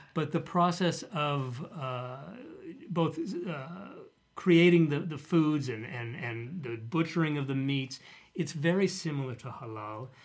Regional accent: Denver, Colorado, United States; the community where I grew up in Denver

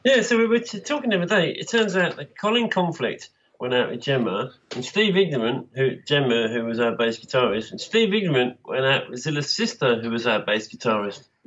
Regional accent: Birmingham, West Midlands, United Kingdom; moved away; also born or lived in London; I came from Birmingham, where heavy metal was in big time before I left uh, in 76

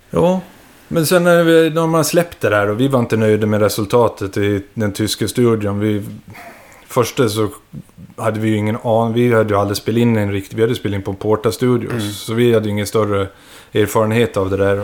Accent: Visby, Gotland, Sweden; vi var från Gotland, från Visby och startade där nere

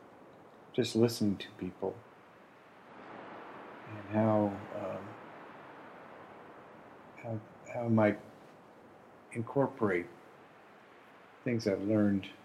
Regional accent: Berkeley, California, United States; also born or lived in San Francisco; I grew up in Berkeley in the 60s and San Francisco in the 70s

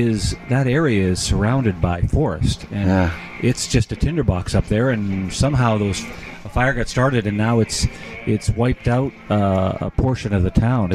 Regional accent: Edmonton, Alberta, Canada; moved away as an adult; also born or lived in Montreal / Toronto; now in Calgary, Canada; I grew up in Edmonton, which is a city about 3 hours north of here.

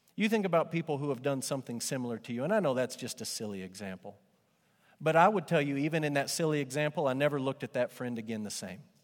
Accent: Amarillo, Texas, United States; growing up in Amarillo, every now and then Amarillo would have pretty decent bands come through.

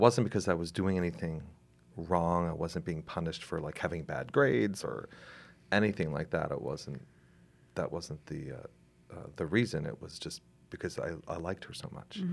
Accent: Gloucester, Massachusetts, United States; I grew up in Gloucester, was born here

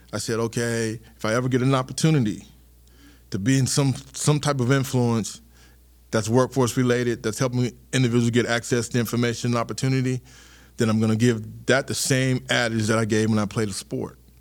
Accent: Charleston, South Carolina, United States; also born or lived in Tennessee; I'm a South Carolina kid.

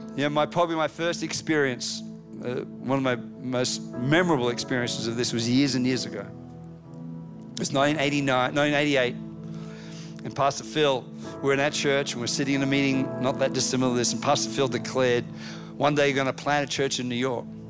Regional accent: Australia; moved away as an adult; now in United States

